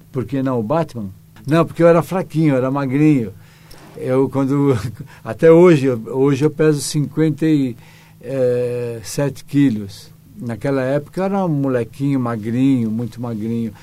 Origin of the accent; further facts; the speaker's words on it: Brazil; Como brasileiro